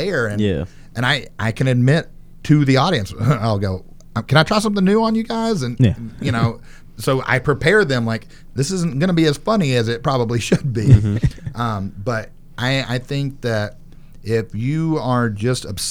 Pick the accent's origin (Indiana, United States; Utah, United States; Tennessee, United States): Tennessee, United States; Nashville; born and raised in Nashville